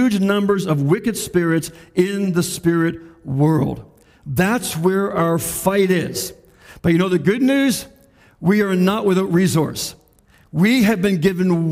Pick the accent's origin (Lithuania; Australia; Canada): Canada; our rights and our freedoms as Canadian citizens